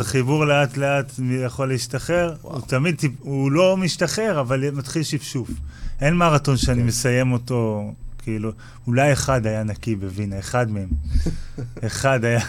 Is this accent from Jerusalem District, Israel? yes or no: no; Kfar Blum, Northern District, Israel; אני מקיבוץ כפר בלום במקור